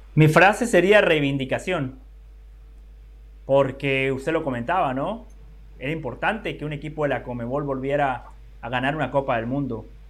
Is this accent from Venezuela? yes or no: no; Guatemala; yo como guatemalteco